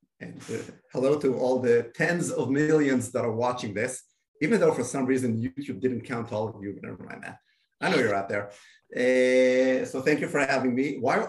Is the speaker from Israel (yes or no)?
yes; Israel; born and raised in Israel.